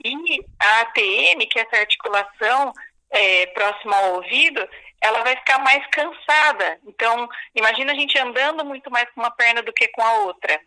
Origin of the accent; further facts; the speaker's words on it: Araraquara, São Paulo, Brazil; eu sou de Araraquara.